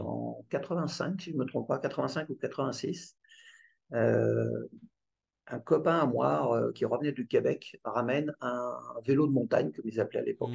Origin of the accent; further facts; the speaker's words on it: Aubergenville, Île-de-France, France; j'ai grandi en 78 à Elisabethville, entre les Mureaux et Mantes-la-Jolie